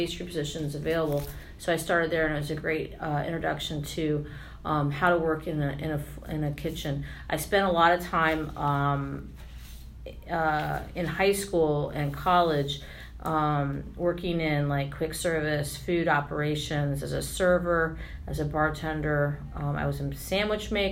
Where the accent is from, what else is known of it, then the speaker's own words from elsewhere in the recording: Washington, District of Columbia, United States; also born or lived in Arlington, Virginia; I'm a local Washingtonian, born and raised. I was born in Arlington and spent my entire childhood in the Washington region